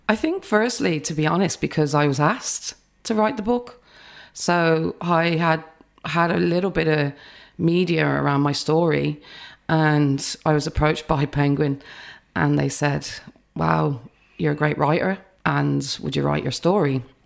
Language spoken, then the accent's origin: English; England, United Kingdom; now in Ireland; I grew up in the U K, but I'm Irish family